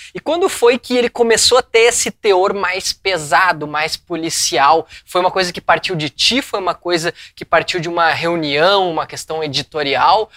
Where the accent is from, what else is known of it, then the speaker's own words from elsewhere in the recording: Rio Grande do Sul, Brazil; nós que somos gaúchos